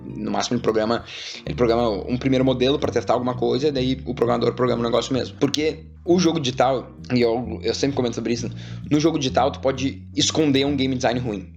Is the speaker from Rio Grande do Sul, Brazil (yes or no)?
yes; Porto Alegre, Rio Grande do Sul, Brazil; moved away as an adult; now in São Paulo, Brazil; lá no sul, né, que eu sou de Porto Alegre